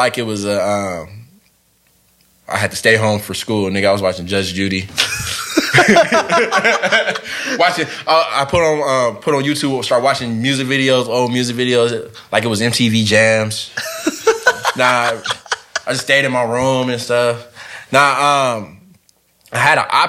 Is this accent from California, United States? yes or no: yes; Long Beach, California, United States; I'm from Long Beach